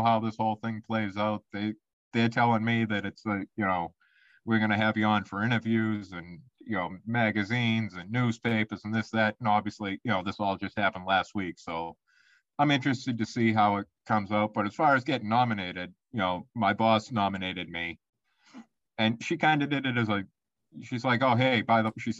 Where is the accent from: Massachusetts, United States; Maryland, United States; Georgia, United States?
Massachusetts, United States; Boston; accent: Boston; my nice Boston accent